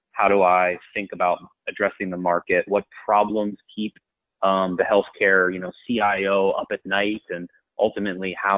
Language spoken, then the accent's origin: English; New York, United States; born or raised there; also born or lived in University of Delaware